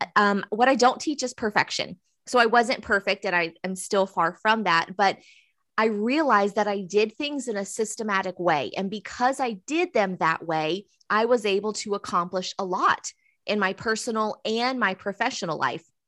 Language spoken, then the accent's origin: English; Southeastern North Carolina, United States; I'm from Southeastern North Carolina. So if I look to my right a couple of blocks, I see the river. And if I go left a couple of miles, I have the ocean. So I've grown up here